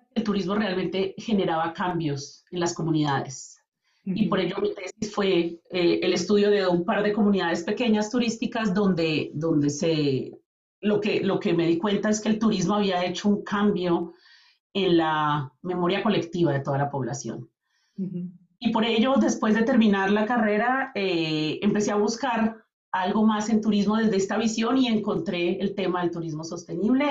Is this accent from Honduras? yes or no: no; Colombia; moved away as an adult; now in Calgary, Canada; yo vengo de Colombia. Eh, con mi familia venimos a vivir en el 2008 a Canadá